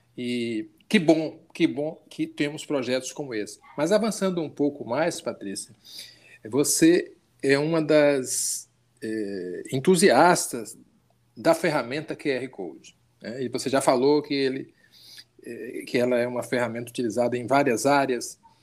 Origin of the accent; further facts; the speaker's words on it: Bahia, Brazil; assim como eu sou também baiano